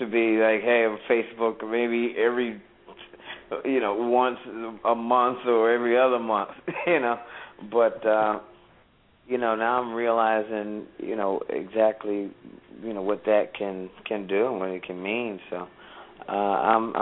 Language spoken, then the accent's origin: English; Philadelphia, Pennsylvania, United States; we're originally from Philly